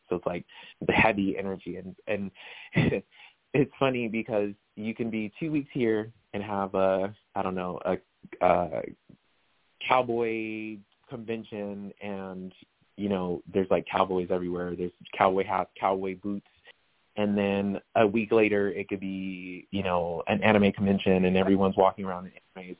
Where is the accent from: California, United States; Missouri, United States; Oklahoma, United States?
California, United States; Riverside; born or raised there; moved away as an adult; now in Las Vegas, United States